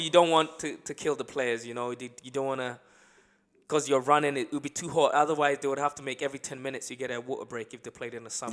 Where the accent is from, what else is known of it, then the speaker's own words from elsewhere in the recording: Accra, Greater Accra, Ghana; now in United Kingdom; I lived in, um, uh, Accra, the main city, growing up in Ghana